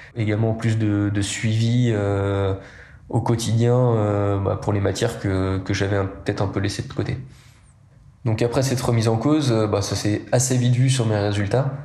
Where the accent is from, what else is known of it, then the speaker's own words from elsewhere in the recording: Les Épesses, Pays de la Loire, France; je suis né en Vendée, dans le bocage vendéen. J'ai grandi aux Épaisses, juste à côté du Puy du Fou